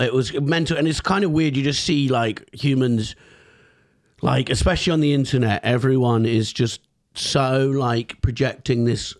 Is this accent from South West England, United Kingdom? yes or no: yes; Devon, South West England, United Kingdom; also born or lived in Camberwell, London; I'm from, so I was born in Camberwell and then moved to Devon when I was 10.